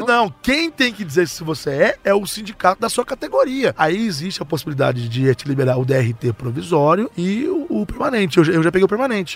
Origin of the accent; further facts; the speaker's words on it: Minas Gerais, Brazil; Eu sou de Minas Gerais